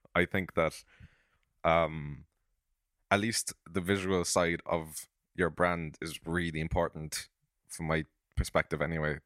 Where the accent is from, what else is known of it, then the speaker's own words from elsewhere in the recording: Cork, Munster, Ireland; I'm from Cork, and I'm a songwriter and a filmmaker